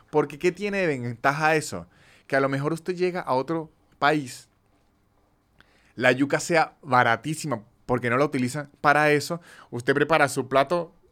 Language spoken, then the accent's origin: Spanish; Venezuela; moved away as an adult; also born or lived in Argentina; now in Buenos Aires, Argentina; creo que como venezolanos estamos viendo las crisis solo como algo malo